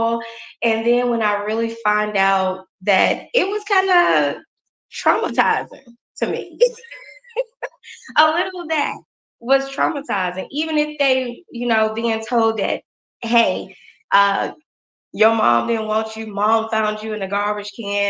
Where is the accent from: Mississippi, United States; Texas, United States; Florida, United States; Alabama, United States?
Mississippi, United States; Crystal Springs; I am from Mississippi, a small town called Crystal Springs, Mississippi. It's about 25 miles outside of Jackson. So it is a small town, very family oriented town